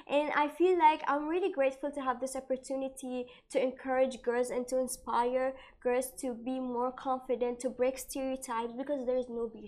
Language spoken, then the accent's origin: English; Bahrain; I'm from Bahrain and I'm from a, a, Muslim background.